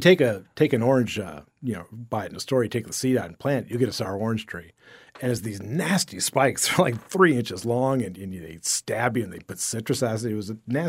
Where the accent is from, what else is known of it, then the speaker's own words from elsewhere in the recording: Sarasota, Florida, United States; also born or lived in Fort Myers; My parents were down here. They got down here, I think, in January, and I was born in September, and by December, they had moved up to Sarasota and just had enough of Fort Myers.